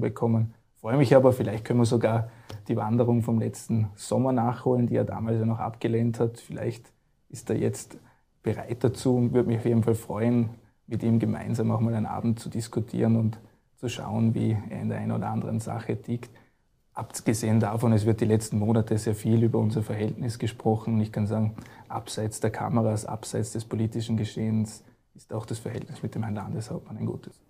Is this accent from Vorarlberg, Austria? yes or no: yes; Vorarlberg, Austria; als Vorarlberger